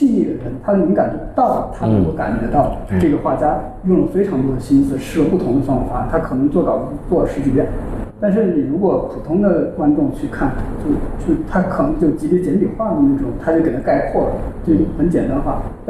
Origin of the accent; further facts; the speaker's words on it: Hunan, China; 我为什么要限制我自己的身份呢？为什么说我是湖南人，我是中国人，我是亚洲人？